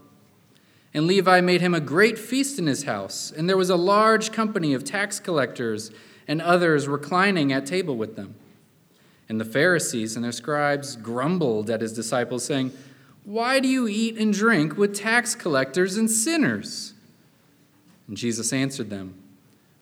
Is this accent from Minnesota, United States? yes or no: no; Chattanooga, Tennessee, United States; moved away as an adult; now in Atlanta, United States; I'm from Chattanooga